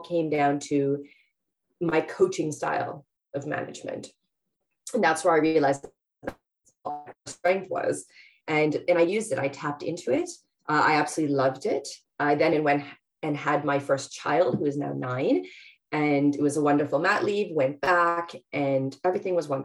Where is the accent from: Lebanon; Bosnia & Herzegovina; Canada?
Canada; moved away as an adult; now in London, United Kingdom; I'm Canadian, but yes, I'm based here in Harrow